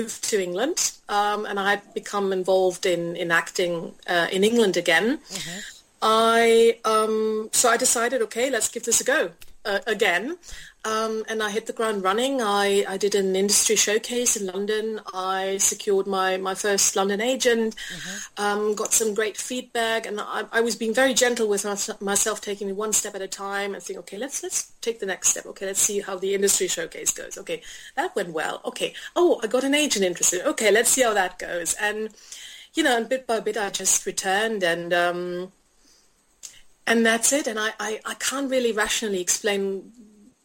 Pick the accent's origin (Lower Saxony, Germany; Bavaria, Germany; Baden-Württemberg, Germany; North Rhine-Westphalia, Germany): North Rhine-Westphalia, Germany; Cologne; my hometown of Cologne.